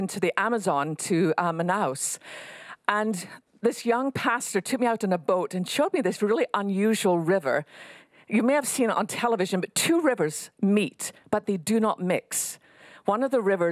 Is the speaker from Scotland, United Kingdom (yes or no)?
yes; west coast of Scotland, United Kingdom; now in Texas, United States; I live in Texas, but I didn't start here. I was born on the west coast of Scotland